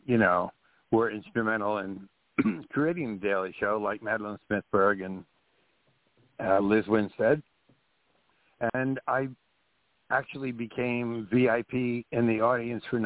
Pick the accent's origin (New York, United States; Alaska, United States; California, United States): New York, United States; Carmel; growing up in Carmel, from the time I was 16, I used to take the train to New York City